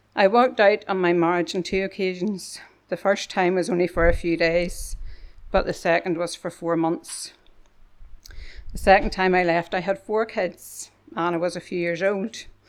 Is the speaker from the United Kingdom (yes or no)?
yes; Kilkeel, Northern Ireland, United Kingdom; as we travelled home to Kilkeel